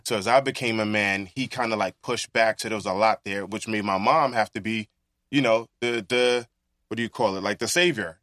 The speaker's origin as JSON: {"language": "English", "town": "New York City", "region": "New York", "country": "United States", "tie": "born or raised there", "said": "being born and raised in Brooklyn"}